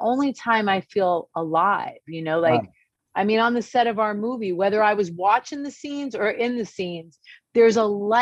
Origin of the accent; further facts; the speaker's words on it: New Jersey, United States; moved away as an adult; also born or lived in California; we're from Jersey, but I was living in California